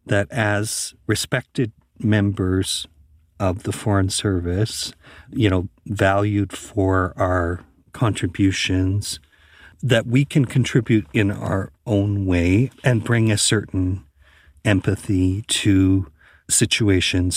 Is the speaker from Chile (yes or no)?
no; Canada